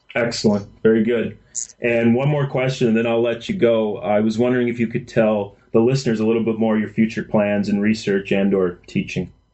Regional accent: Minnesota, United States; I grew up in Minnesota

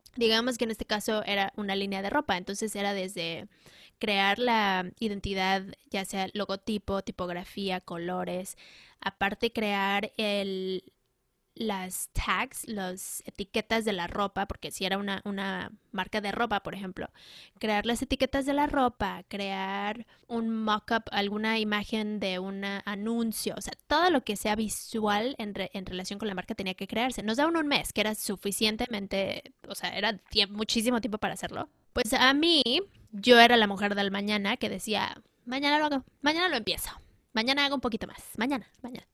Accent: Mexico City, Mexico; yo crecí en la Ciudad de México

